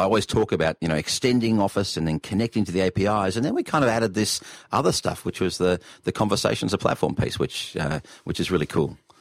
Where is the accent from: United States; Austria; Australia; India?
Australia